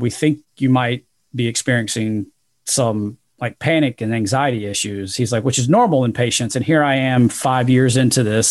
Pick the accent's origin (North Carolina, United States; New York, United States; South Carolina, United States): South Carolina, United States; Rock Hill; I'd been a Division one level athlete um, at a small school in my in my hometown in Rock Hill, South Carolina